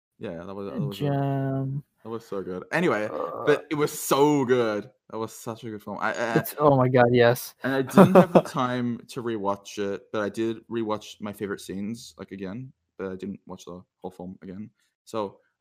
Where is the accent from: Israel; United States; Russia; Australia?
Australia; I'm too Australian.